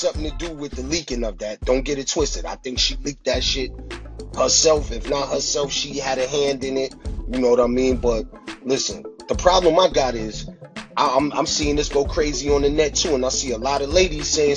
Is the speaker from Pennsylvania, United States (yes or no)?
no; Brooklyn, New York, United States; I'm from Brooklyn